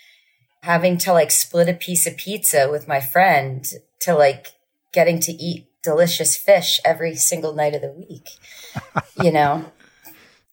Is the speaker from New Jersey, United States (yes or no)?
yes; Asbury Park, New Jersey, United States; I'm from Asbury Park